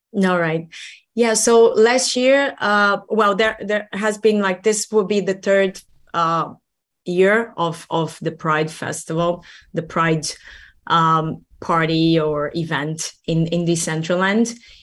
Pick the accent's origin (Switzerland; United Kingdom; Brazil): Brazil; now in Helsinki, Finland; I'm, I'm from Brazil originally